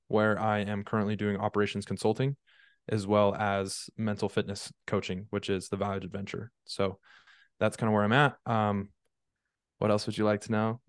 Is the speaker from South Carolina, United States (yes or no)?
no; Draper, Utah, United States; also born or lived in St. George, Utah; I grew up in Draper, Utah.